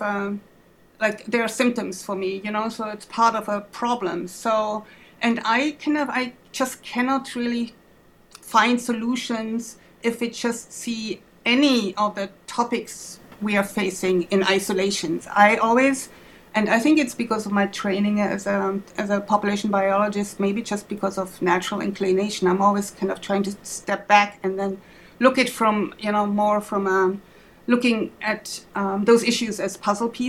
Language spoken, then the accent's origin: English; Germany; English is a second language; moved away as an adult; now in Twin Cities, United States; Maybe you hear my accent. I'm from Germany originally, but have been in the United States since 1991. I came here to pursue a PhD